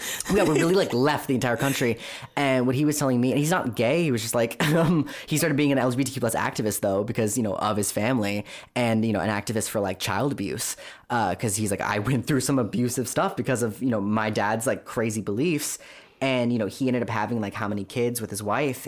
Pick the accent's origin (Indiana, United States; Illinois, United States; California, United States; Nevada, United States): California, United States; Orange County; I grew up in Orange County